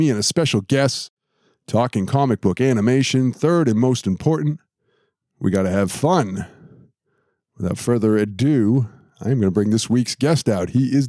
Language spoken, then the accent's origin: English; New England, United States; I'm from New England